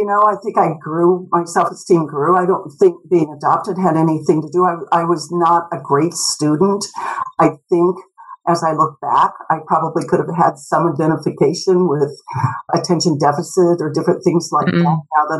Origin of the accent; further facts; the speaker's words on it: Kansas, United States; also born or lived in St. Louis; And I grew up in Kansas, St. Louis.